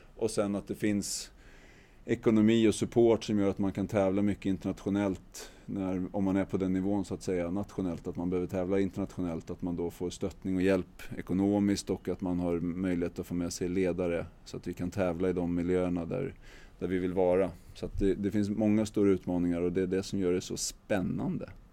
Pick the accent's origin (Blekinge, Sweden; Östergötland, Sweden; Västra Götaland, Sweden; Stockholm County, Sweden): Stockholm County, Sweden; Täby; jag är uppvuxen i, i Ela gård i Täby som ligger norr om Stockholm